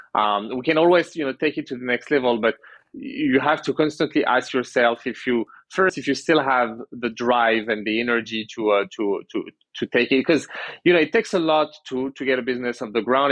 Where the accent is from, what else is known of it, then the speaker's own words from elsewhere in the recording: France; moved away as an adult; now in Canada; I was born in Canada. I grew up in France. Went back to Canada uh, about ten years ago.